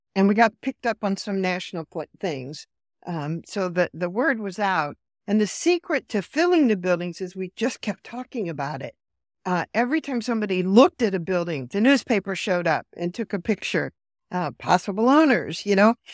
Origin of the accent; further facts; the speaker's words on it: Iowa, United States; moved away as an adult; also born or lived in Chicago / North Carolina; born and raised in rural. I'm originally from Iowa, a small town in Iowa